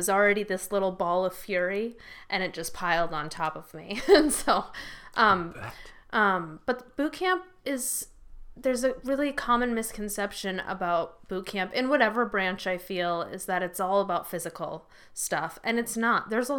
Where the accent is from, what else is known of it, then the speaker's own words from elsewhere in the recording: Rockford, Illinois, United States; I grew up in Rockford.